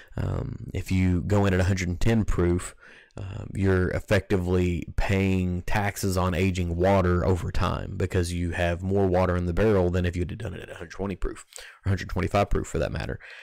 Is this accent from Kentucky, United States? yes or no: yes; Kentucky, United States; growing up in Kentucky, it's the whiskey that, that I cut my teeth on